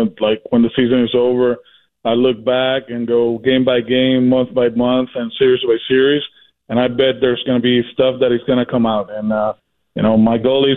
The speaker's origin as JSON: {"language": "English", "country": "Puerto Rico", "moved": "yes", "said": "I'm from Puerto Rico"}